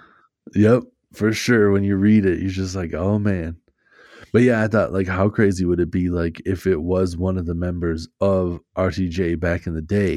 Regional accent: Minnesota, United States; I'm Minnesotan for sure

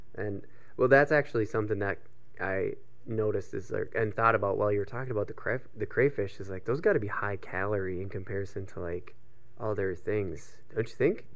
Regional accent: Minnesota, United States; we're from Minnesota.

